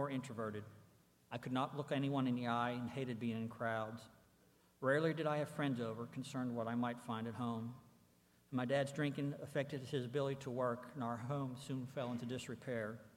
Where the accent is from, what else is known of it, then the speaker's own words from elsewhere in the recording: Pittsburgh, Pennsylvania, United States; I was born and raised in Pittsburgh, Pennsylvania